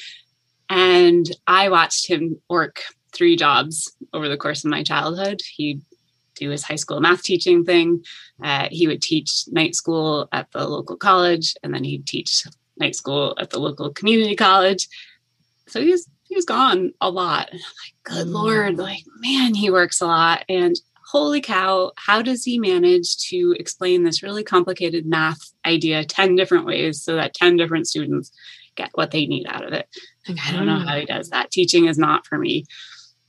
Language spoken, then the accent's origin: English; Finger Lakes region of New York State, United States; moved away as an adult; also born or lived in Boston; now in Toronto, Canada; I am American. I grew up in the Finger Lakes region of New York State